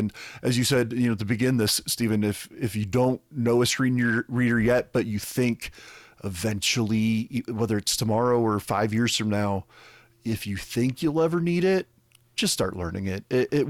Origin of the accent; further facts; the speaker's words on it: Scotland, United Kingdom; I'm Scottish, damn it.